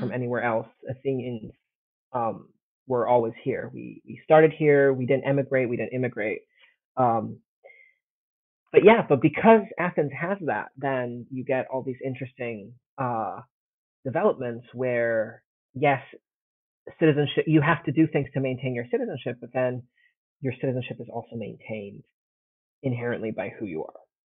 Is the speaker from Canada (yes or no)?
no; Italy; moved away as an adult; also born or lived in United States; I grew up in Italy, but my mom's from the States